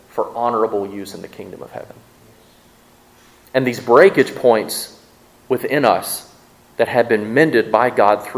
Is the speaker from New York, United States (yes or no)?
no; Mississippi, United States; accent: southern; I'm from Mississippi and we can't pronounce those words. But we try and our southern accent just comes through